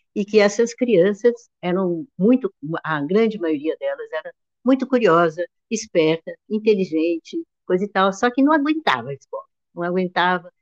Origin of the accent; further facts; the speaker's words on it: São José dos Campos, São Paulo, Brazil; na minha infância toda, lá no Ita, lá em São José dos Campos